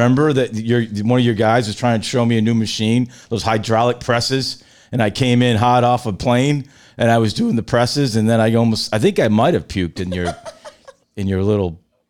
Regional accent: Rhode Island, United States; I'm from Rhode Island. There I'm not from Massachusetts

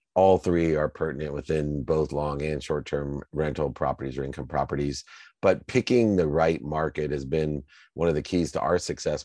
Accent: Akron, Ohio, United States; I grew up in Akron, Ohio, hearing from my single mom with six kids

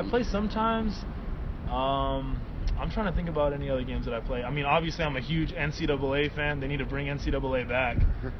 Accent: Alameda, California, United States; born there; There. Yeah, I was born in Alameda.

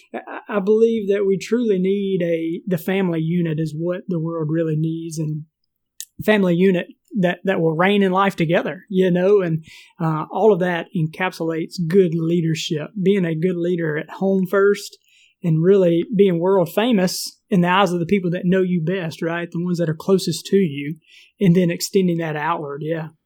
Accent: Mississippi, United States; moved away as an adult; also born or lived in Phoenix, Arizona; we're from Mississippi

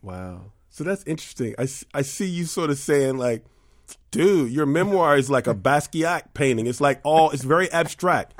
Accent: New York City, New York, United States; I grew up in New York City.

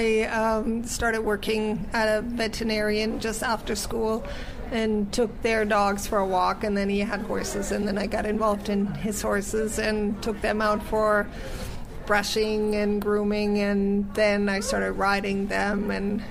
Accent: Germany; also born or lived in United States; now in Canada; I was born in the U.S., and then I grew up in Germany, and then I immigrated to Canada

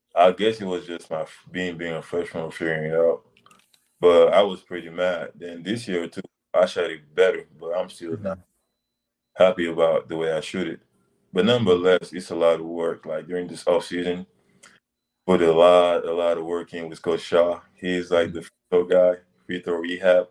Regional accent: Senegal; moved away; I grew up in Senegal, West Africa.

